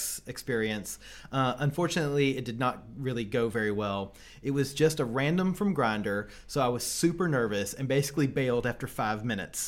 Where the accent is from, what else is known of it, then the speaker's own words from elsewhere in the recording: the South, United States; I'm also from the South